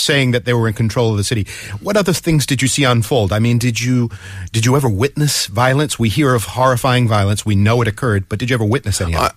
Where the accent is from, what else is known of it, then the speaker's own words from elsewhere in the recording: Massachusetts, United States; now in Seoul, South Korea; Massachusetts, my home state